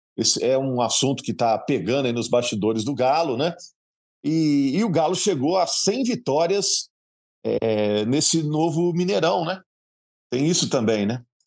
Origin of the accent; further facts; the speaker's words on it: Minas Gerais, Brazil; A gente, como mineiro